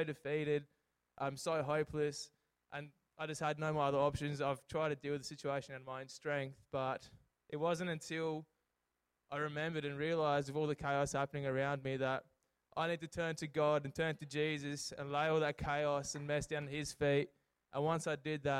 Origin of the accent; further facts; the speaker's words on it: Port Lincoln, South Australia, Australia; moved away; also born or lived in Adelaide; I grew up in Port Lincoln